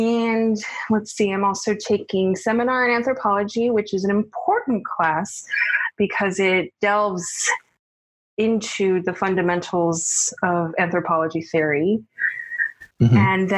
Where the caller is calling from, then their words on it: Atlanta, Georgia, United States; I'm calling from Atlanta, Georgia.